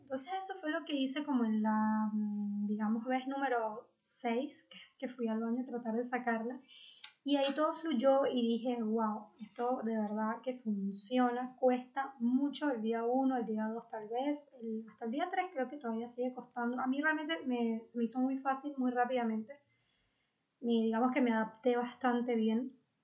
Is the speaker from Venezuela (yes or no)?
yes; Venezuela; en mi país, en Venezuela